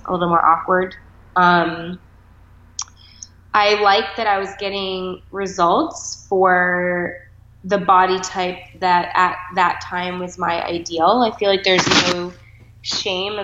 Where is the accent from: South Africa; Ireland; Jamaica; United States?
United States; Boston, Massachusetts; also born or lived in Maine / Connecticut; now in New York, United States; I was born in Maine and raised in Boston for a good amount of time